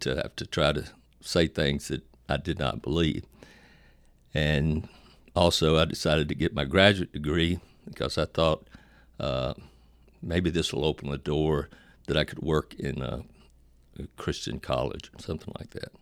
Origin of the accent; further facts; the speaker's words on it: Virginia, United States; I was born in Virginia, uh, to a Pentecostal family and raised, of course, Pentecostal